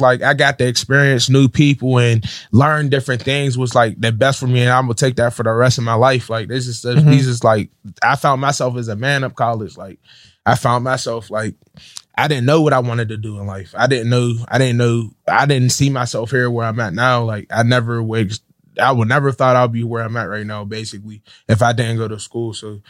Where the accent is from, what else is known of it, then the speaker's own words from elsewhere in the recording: Pittsburgh, Pennsylvania, United States; No, I'm from Pittsburgh. Yeah. Okay. I'm from Garfield.